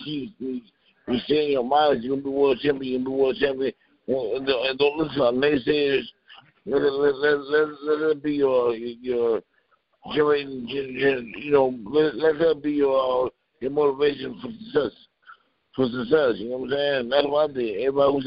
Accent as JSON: {"language": "English", "town": "Ann Arbor", "region": "Michigan", "country": "United States", "tie": "born or raised there", "also_born_or_lived": "Grand Rapids, Michigan", "said": "my mom moved to Ann Arbor, Michigan"}